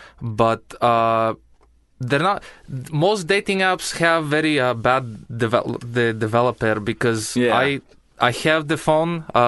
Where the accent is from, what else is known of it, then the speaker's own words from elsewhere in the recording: Bulgaria; English is a second language; moved away; I am from Bulgaria